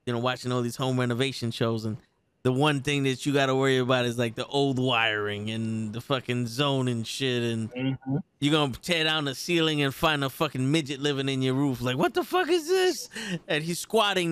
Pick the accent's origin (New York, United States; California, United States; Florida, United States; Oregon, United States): New York, United States; I'm from New York.